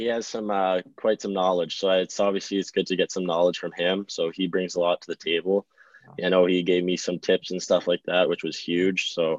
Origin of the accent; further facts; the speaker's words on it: White Rock, British Columbia, Canada; No, I'm from White Rock.